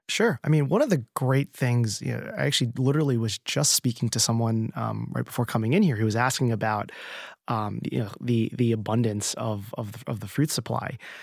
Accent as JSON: {"language": "English", "region": "New Jersey", "country": "United States", "tie": "born or raised there", "moved": "yes", "lives_now": "New York, United States", "said": "I grew up in New Jersey and my family was in California"}